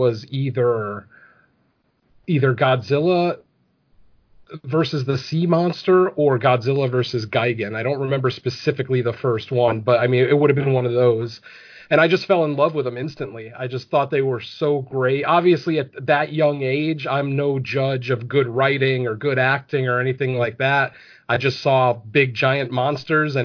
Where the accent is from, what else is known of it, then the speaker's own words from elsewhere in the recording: Connecticut, United States; I grew up in Connecticut